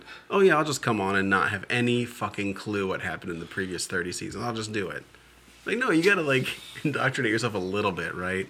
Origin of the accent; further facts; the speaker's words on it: downstate Illinois, United States; oh, you're from Chicago. And I'm like, no, downstate.